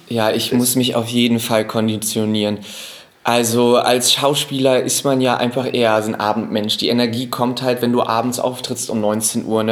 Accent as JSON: {"language": "German", "region": "Hamburg", "country": "Germany", "tie": "born or raised there", "said": "ich bin ja Hamburger"}